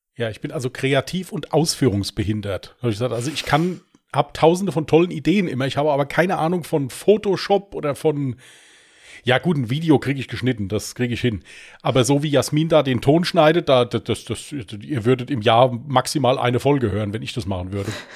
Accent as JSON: {"language": "German", "country": "Germany", "accent": "Westerwälder Platt", "said": "ich komme aus dem Westerwald"}